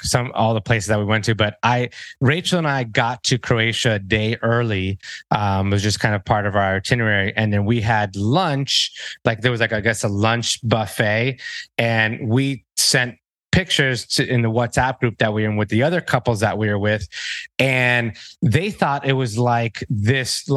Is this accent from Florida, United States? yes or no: yes; Miami, Florida, United States; I was born in Miami, Florida